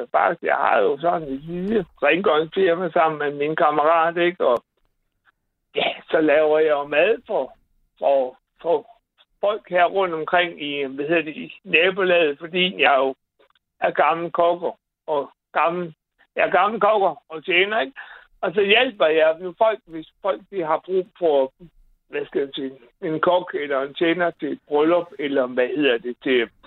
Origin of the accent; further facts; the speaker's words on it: Bosnia & Herzegovina; now in Denmark; Jeg kommer jo fra Bosnien